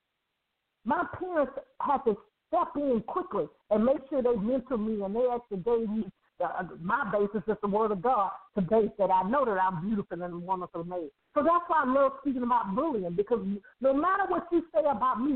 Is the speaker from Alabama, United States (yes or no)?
yes; Birmingham, Alabama, United States; I grew up in Birmingham, Alabama